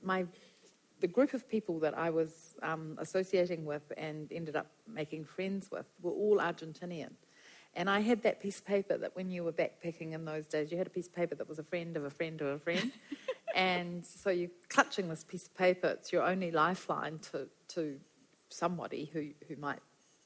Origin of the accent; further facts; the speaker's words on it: Wellington, New Zealand; also born or lived in Gisborne / Brazil; Came back to New Zealand, and I went home to live with my parents in Wellington.